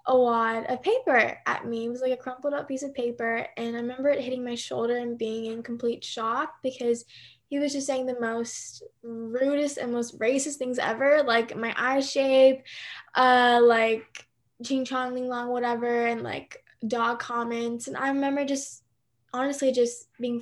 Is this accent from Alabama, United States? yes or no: no; Nashville, Tennessee, United States; also born or lived in Seoul, South Korea; I was born in Seoul, and then I moved to Nashville when I was 2, and then I've just been here ever since